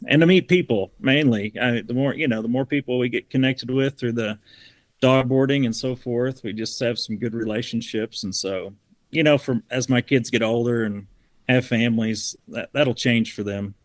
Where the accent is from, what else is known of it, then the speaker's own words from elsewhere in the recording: Southern Missouri, United States; now in Utah, United States; I grew up in Southern Missouri